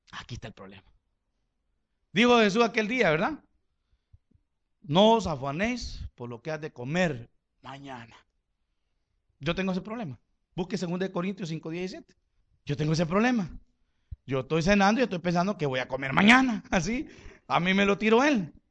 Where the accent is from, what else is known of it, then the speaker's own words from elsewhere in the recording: Honduras; Le, yo vengo de Honduras, vengo a esta conferencia, que no qué.